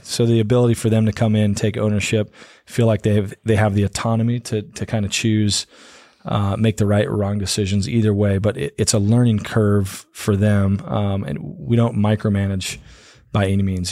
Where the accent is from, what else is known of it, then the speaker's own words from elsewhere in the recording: Prescott, Arizona, United States; also born or lived in Corona, California / Missouri; I grew up in Prescott, so my folks are originally from California. They moved here when I was about four